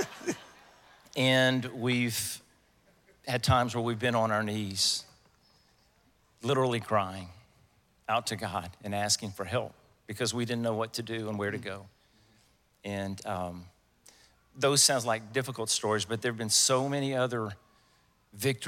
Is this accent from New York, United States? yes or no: no; Louisiana, United States; moved away as an adult; we're from Louisiana. We moved over here 29 years ago.